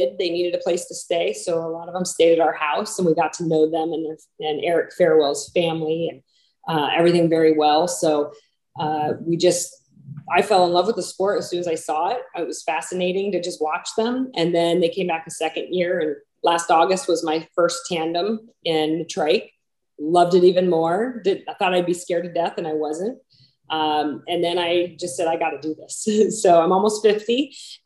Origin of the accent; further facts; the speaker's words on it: Wasilla, Alaska, United States; moved away as an adult; now in Williamsport, Pennsylvania, United States; I was raised in Wasilla, Alaska.